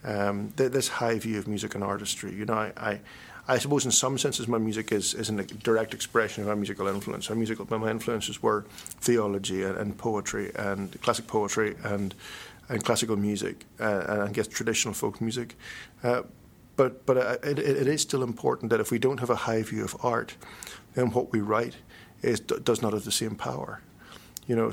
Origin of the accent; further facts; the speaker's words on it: Northern Ireland, United Kingdom; I'm a Northern Irish Presbyterian